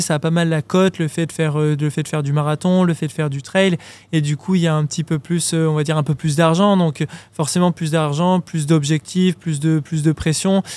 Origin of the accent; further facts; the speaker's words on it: Grenoble, Auvergne-Rhône-Alpes, France; je viens de Grenoble, j'ai de la montagne tout autour de moi